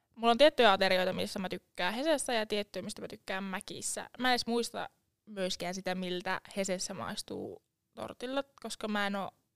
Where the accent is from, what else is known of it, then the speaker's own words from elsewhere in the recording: Lavia, Satakunta, Finland; now in Jyväskylä, Finland; alun perin mä oon Laviasta. Lavia on pieni kylä Tampereen ja Porin välillä, nykyään nykyistä Poria.